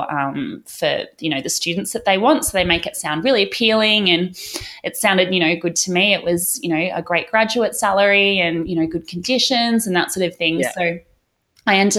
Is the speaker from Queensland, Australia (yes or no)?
yes; Gold Coast, Queensland, Australia; now in Brisbane, Australia; I'm living in Brisbane now, but I grew up down on the Gold Coast, so just down the road. Grew up in Burleigh